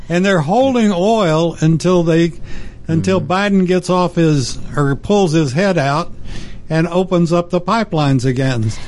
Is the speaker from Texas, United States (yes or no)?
yes; near the Permian Basin, Texas, United States; I grew up in Texas, mm-hmm. and I grew up near the Permian Basin